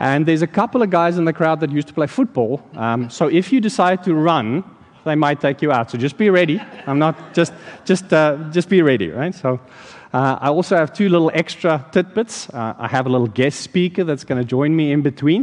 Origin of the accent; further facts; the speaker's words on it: South Africa; now in Landenberg, United States; in South Africa, growing up there